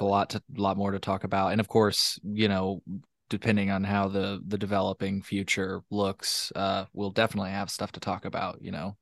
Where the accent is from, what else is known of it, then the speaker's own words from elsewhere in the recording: Champaign, Illinois, United States; I'm from Champaign, uh, Champaign